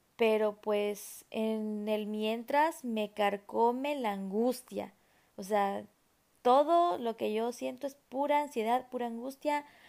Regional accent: Mexico; soy mexicana

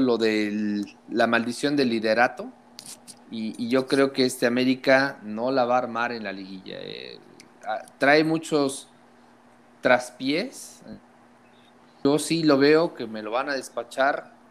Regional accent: Puebla, Mexico; cómo somos los poblanos

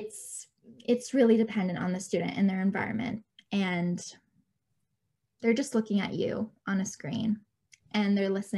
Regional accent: Canada; I was born and raised in Canada

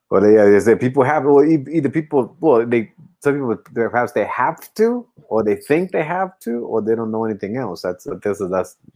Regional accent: United States; because obviously you know being American we, we, we do get caught up

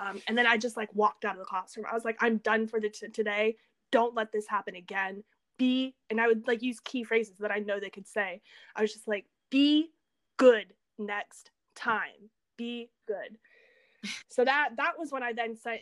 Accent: the South, United States; moved away as an adult; also born or lived in France; now in Seosan, South Korea; I come from the South

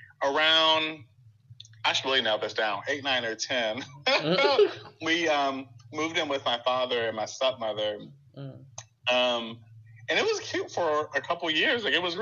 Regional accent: Chicago, Illinois, United States; Like, partly why I'm so staunchly, like, I'm still from Chicago is I spent most of my summers in Chicago

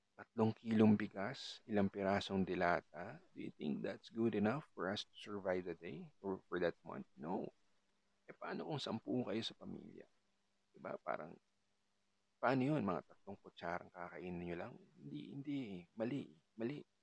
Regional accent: Calabarzon, Philippines; I'm from I'm from Cavite.

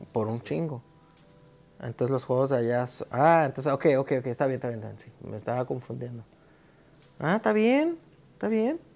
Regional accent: Mexico; soy un güey de México.

